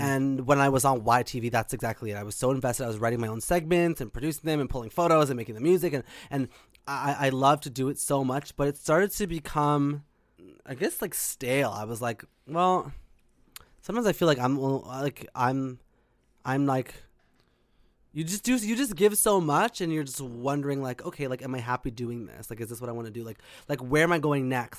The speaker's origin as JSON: {"language": "English", "town": "Whitby", "region": "Ontario", "country": "Canada", "tie": "born or raised there", "said": "I'm in Whitby, Ontario. So I grew up there."}